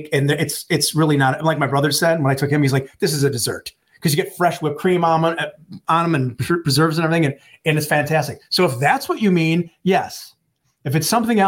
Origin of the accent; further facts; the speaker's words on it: Milwaukee, Wisconsin, United States; moved away as an adult; now in Seattle, United States; I'm from Milwaukee